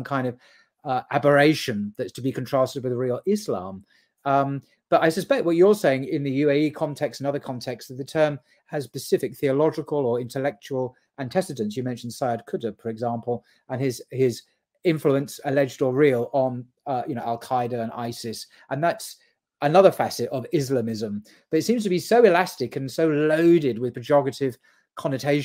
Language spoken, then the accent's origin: English; United Kingdom; I'm British from speaking from the UK